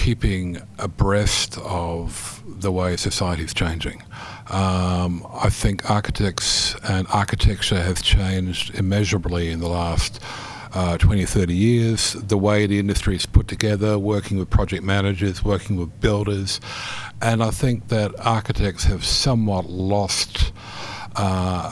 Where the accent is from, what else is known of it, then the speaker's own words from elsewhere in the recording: New Zealand; moved away; also born or lived in Netherlands; I grew up in New Zealand from a Dutch family.